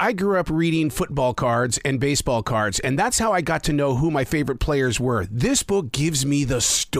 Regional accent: Billings, Montana, United States; I grew up in Billings, Montana.

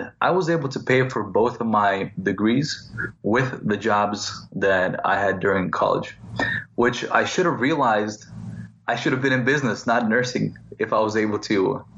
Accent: Laguna Beach, California, United States; also born or lived in Moscow, Russia / San Francisco; So I grew up in Laguna Beach, California. I'm originally from Moscow, but I came to America when I was maybe 7 or 8 years old. And I grew up in Laguna Beach

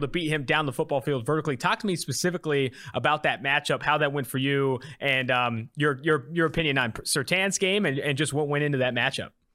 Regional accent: California, United States; now in Cincinnati, United States; I'm originally from California.

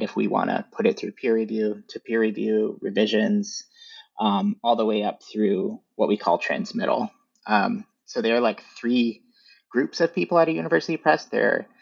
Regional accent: Northern Michigan, United States; I grew up in Northern Michigan, so we didn't really have a bookstore in our town so much.

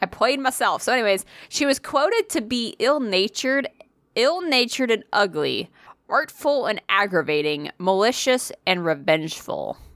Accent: New England, United States; I'm, I'm from New England

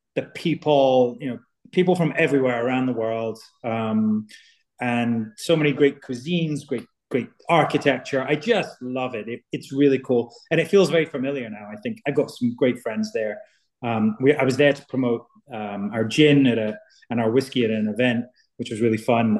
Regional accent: southwest of Scotland, United Kingdom; from where I'm from, all made in Scotland, from my from the southwest of Scotland

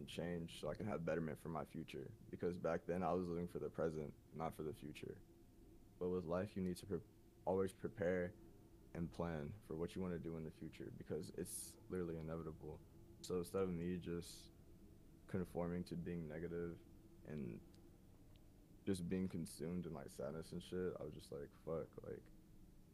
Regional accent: Atlanta, Georgia, United States; growing up in Atlanta, it taught me a lot.

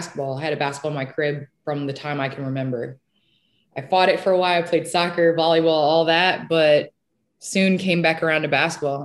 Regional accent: Naperville, Illinois, United States; moved away as an adult; also born or lived in Los Angeles; I grew up in Naperville, which is a western suburb of Chicago.

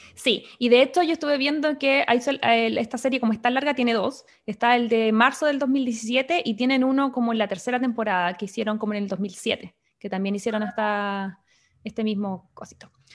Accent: Chile; now in United States; yo como buena chilena

